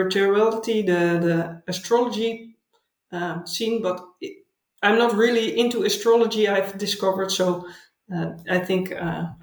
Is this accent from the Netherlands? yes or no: yes; Haarlem, North Holland, Netherlands; English is a second language; moved away as an adult; also born or lived in Delft / The Hague / Utrecht; now in Pijnacker, Netherlands; I grew up near Amsterdam in a place called Haarlem